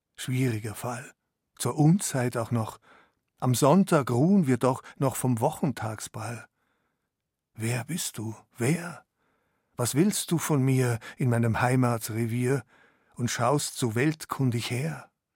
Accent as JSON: {"language": "German", "region": "a village in Upper Bavaria", "country": "Germany", "tie": "born or raised there", "said": "Ich habe mich wahrscheinlich fremder gefühlt in dem oberbayerischen Dorf als mein Vater, der aus Syrien kam und ich bin in dem Dorf geboren."}